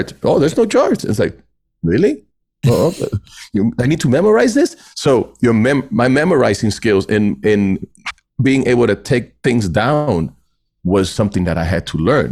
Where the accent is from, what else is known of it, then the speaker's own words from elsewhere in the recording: Puerto Rico; moved away; growing up in Puerto Rico